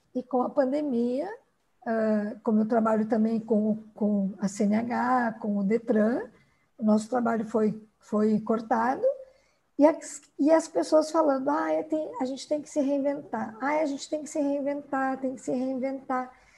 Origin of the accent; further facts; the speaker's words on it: Rio Grande do Sul, Brazil; moved away as an adult; now in Sorriso, Brazil; Eu sou gaúcha, me formei no Rio Grande do Sul